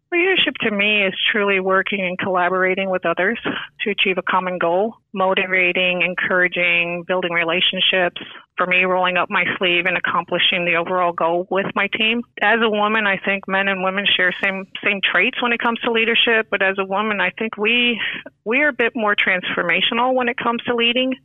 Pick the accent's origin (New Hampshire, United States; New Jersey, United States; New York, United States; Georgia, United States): New York, United States; now in Florida, United States; I am originally from New York, uh, moved to Florida in 1980, so pretty much a Floridian.